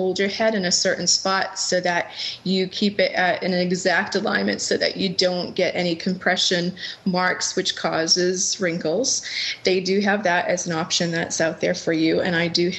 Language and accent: English; New England, United States; I grew up in New England. I come from a very huge, passionate sports Boston-loving family